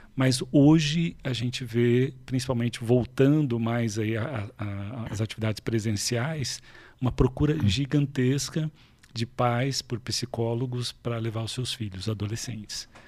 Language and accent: Portuguese; Varginha, Minas Gerais, Brazil; moved away; lá em Vardinha, né? Eu sou, eu sou lá do sul de Minas, a famosa terra